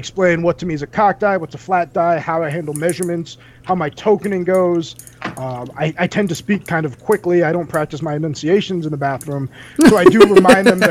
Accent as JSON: {"language": "English", "region": "New Jersey", "country": "United States", "moved": "yes", "lives_now": "Colorado, United States", "said": "I'm from Jersey"}